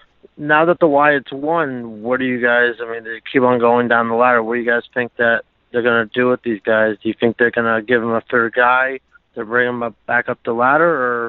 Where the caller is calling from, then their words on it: Miami, Florida, United States; Hey, guys … from Miami.